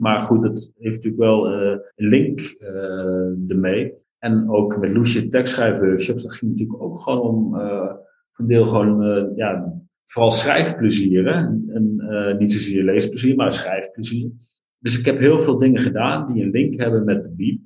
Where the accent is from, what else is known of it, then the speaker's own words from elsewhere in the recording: North Brabant, Netherlands; moved away; also born or lived in Overijssel / Nijmegen / Sweden; Ik ben geboren in Overijssel, opgegroeid in Brabant.